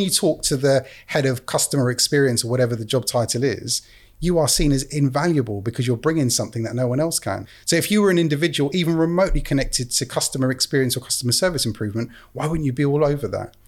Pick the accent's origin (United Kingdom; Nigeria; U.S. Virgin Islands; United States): United Kingdom; England; being an English guy in Canada